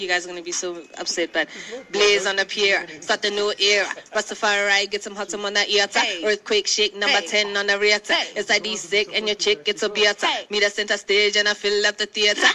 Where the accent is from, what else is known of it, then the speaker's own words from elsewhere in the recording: South Africa; I'm South African as in like I'm born and bred there.